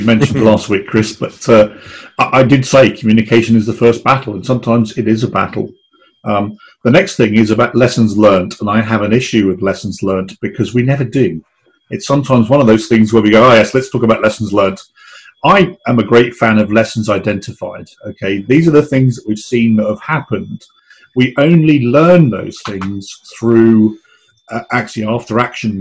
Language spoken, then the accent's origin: English; England, United Kingdom; now in United States; as an Englishman